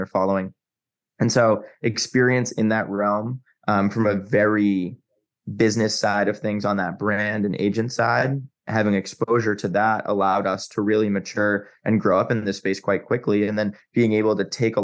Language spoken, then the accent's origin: English; Massachusetts, United States; moved away as an adult; also born or lived in New York / Chicago / Los Angeles; I grew up in Massachusetts, spent a lot of time in New York, went to school in Chicago